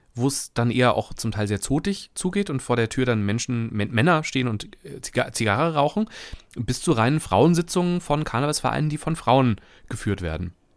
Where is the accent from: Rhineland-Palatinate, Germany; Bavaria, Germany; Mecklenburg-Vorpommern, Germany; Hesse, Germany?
Hesse, Germany; now in Cologne, Germany; als Hesse